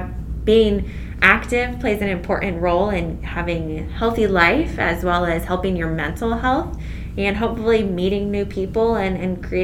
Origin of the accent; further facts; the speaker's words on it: Findlay, Ohio, United States; I'm born and raised in Findlay